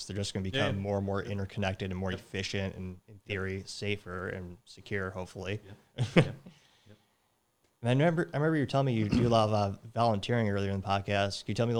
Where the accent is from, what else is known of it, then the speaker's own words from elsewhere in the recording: Midwest, United States; I was from the Midwest. We didn't have a conducive culture where we had a lot of opportunities like that.